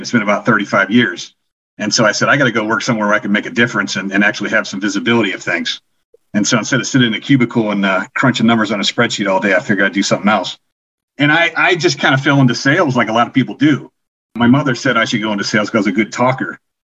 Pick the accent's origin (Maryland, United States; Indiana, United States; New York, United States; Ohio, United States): Ohio, United States; Canton; I'm from originally from Canton, Ohio, where the Pro Football Hall of Fame is.